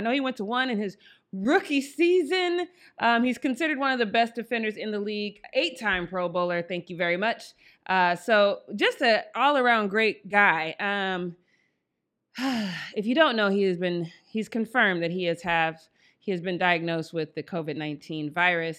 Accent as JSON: {"language": "English", "town": "Denver", "region": "Colorado", "country": "United States", "said": "I am from Denver, Colorado"}